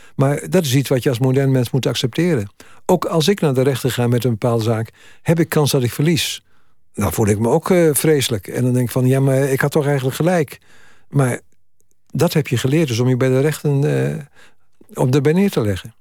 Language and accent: Dutch; Twente, Overijssel, Netherlands; moved away; ik kom uit, uit Twente